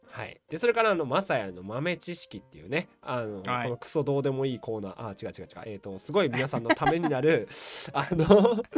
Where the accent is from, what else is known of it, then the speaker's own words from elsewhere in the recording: Hiroshima, Japan; moved away; 私もねまあ久々にこう地元に帰りましてうんうんうんはいまああの広島に